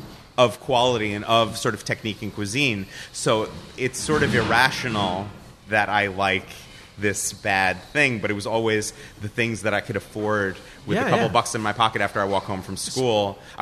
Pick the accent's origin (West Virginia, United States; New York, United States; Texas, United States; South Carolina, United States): New York, United States; Long Island; moved away; also born or lived in Los Angeles; We grew up with it on Long Island.